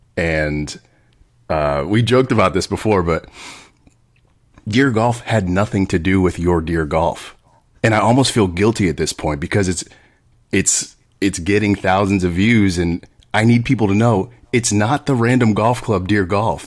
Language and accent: English; Sicklerville, New Jersey, United States; also born or lived in Voorhees, New Jersey / Willingboro, New Jersey; now in West Hollywood, United States; I was born in Voorhees, raised mostly in Sicklerville, and high school and on